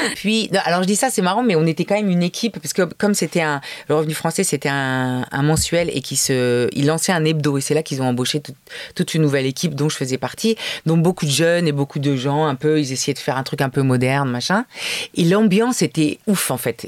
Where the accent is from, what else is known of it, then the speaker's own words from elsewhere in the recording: Paris, Île-de-France, France; j'ai grandi à Paris tout le temps